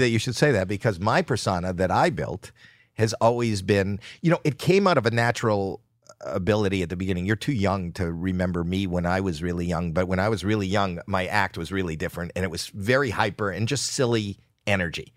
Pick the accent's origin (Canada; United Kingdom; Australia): Canada; Toronto, Ontario; moved away as an adult; now in United States; spent my first twenty-three years in Canada